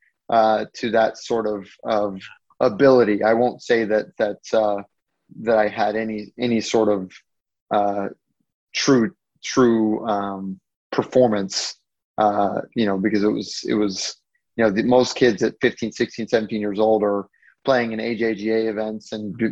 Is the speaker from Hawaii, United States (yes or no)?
yes; Hawaii, United States; growing up in Hawaii